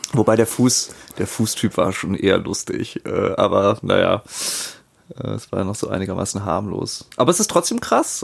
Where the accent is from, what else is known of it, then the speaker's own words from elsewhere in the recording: Germany; als Europäer und au-, auch als Deutscher